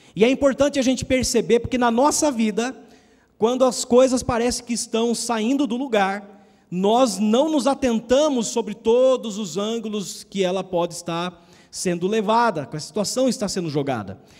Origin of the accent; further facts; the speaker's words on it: Brazil; nós, como brasileiros